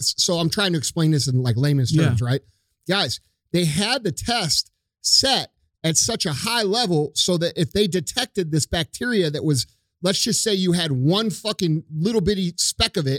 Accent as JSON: {"language": "English", "region": "Missouri", "country": "United States", "said": "we're from Missouri"}